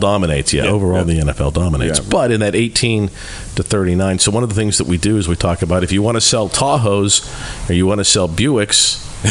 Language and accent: English; Pittsburgh, Pennsylvania, United States; growing up in Pittsburgh